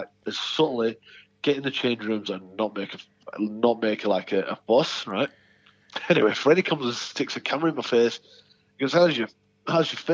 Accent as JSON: {"language": "English", "region": "the north of England", "country": "United Kingdom", "said": "as a Northern English boy"}